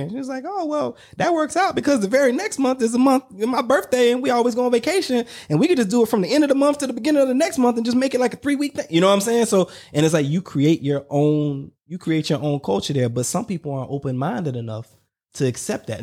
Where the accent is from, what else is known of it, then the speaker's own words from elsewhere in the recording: the South, United States; I'm from the South